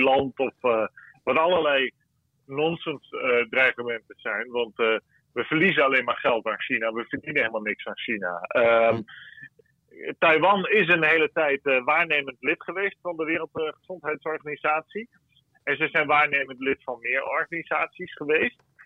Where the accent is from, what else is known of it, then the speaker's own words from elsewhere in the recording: Zeeland, Netherlands; bij ons in Zeeland hier